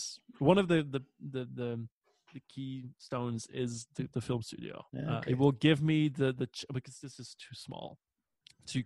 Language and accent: English; Belgium; English is a second language; we as Belgian people